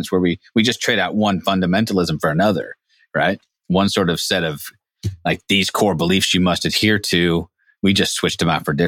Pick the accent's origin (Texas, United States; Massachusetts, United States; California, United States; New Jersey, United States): California, United States; Humboldt County; John and I grew up in Humboldt County